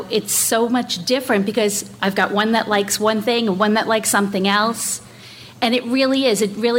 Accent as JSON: {"language": "English", "region": "New York", "country": "United States", "said": "I'm from New York. And for me, I grew up going to Disney."}